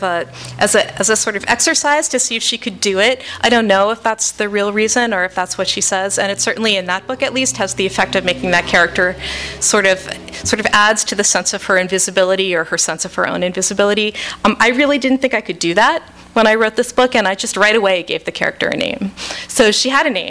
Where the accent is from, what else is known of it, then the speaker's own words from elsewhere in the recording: Washington, District of Columbia, United States; I grew up in the Washington, D.C. area, but I spent my summers on Cape Cod